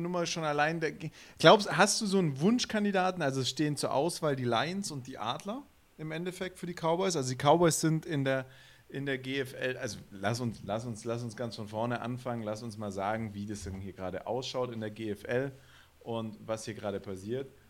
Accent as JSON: {"language": "German", "region": "Swabia", "country": "Germany", "accent": "Swabian", "said": "als Schwabe würde ich einfach Straubing Spiders sagen, ja. Weil ein SP und ein ST ist im Schwäbischen immer ein Sch"}